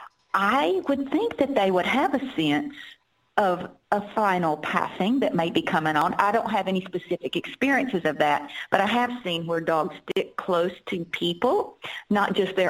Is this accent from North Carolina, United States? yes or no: yes; Durham, North Carolina, United States; my hometown in Durham, North Carolina